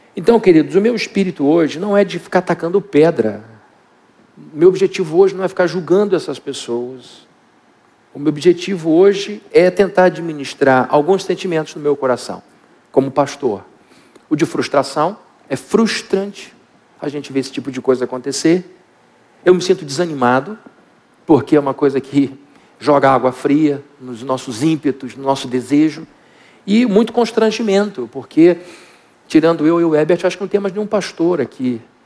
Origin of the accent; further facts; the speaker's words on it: Brazil; como bons brasileiros